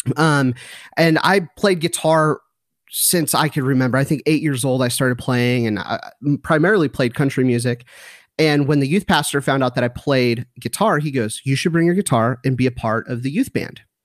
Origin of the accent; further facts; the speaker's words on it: Southern California, United States; moved away as an adult; now in McKinney, United States; my wife and I were born and raised in Southern California